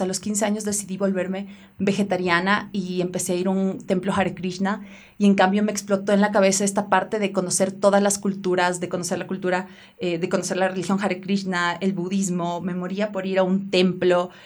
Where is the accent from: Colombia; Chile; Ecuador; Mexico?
Ecuador; moved away; Cuando regresé a Ecuador